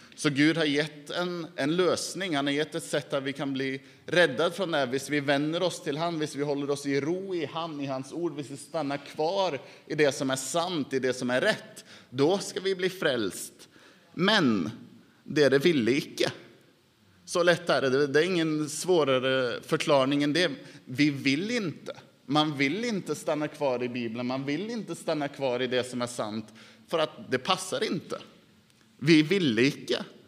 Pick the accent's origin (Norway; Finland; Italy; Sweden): Norway; Swedish is a second language; also born or lived in Dal; hemma i Norge